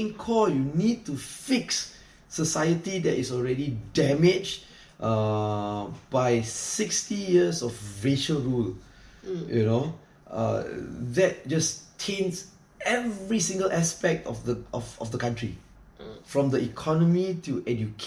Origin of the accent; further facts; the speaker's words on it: Malaysia; being a Malaysian